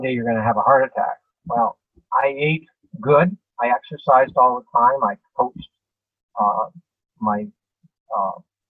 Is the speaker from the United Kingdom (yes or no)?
no; Guelph, Ontario, Canada; I grew up in Guelph